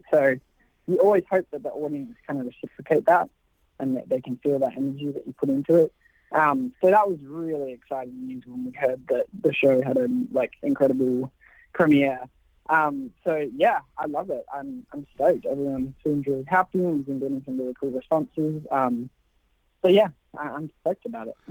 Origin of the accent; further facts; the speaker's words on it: Australia; moved away; I've always wanted to work back home. Um, you know, being Australian